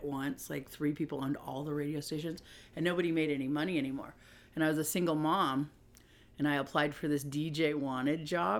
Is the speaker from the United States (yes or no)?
yes; Puyallup, Washington, United States; I'm from Puyallup, Washington, which is a small town